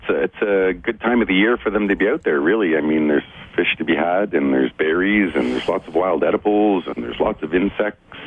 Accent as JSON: {"language": "English", "area": "Bay of Quinte area, Toronto, Mississauga", "region": "Ontario", "country": "Canada", "tie": "born or raised there", "said": "I grew up in the Bay Quinte area, Toronto, Mississauga, when there were still fields between the two."}